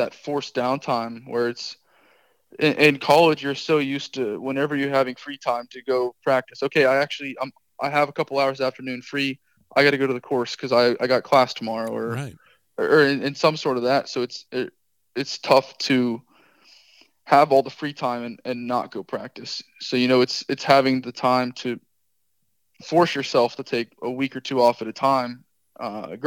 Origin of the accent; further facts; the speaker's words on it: Palm Beach, Florida, United States; I am born and raised in Palm Beach.